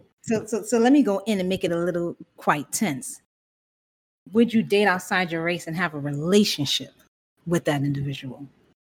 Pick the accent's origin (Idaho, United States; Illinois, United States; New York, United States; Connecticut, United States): New York, United States; New York City; What's going on? What's going on? I'm always from the Bronx, as always, repping the Bronx hard